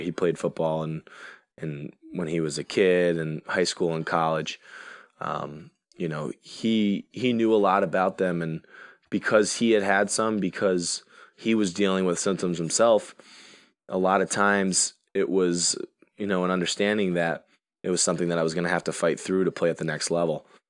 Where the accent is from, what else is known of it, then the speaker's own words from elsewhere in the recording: Connecticut, United States; my home state